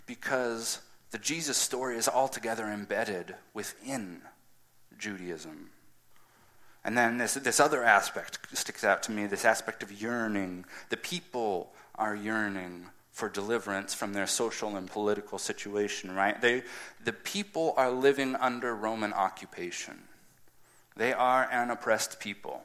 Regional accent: United States; as the American culture

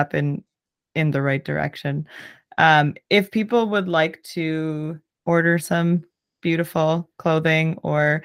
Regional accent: Southern Ontario, Canada; I'm from Southern Ontario

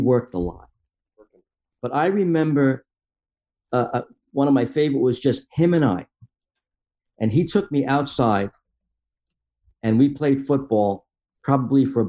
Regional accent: Long Island, New York, United States; I grew up in Long Island

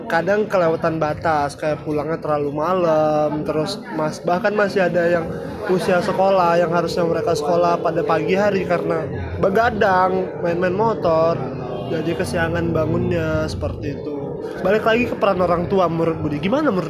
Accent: Batam, Riau Islands, Indonesia; uh, kita orang Batam sangat dibundahkan untuk hal-hal yang haram seperti itu

